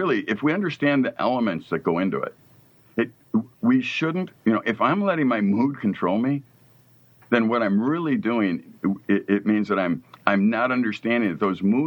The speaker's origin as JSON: {"language": "English", "town": "Chicago", "region": "Illinois", "country": "United States", "tie": "born or raised there", "said": "both Jason and I grew up in Chicago"}